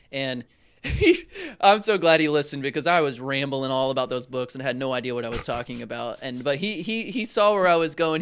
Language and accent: English; Charlotte, North Carolina, United States; moved away; from Charlotte, North Carolina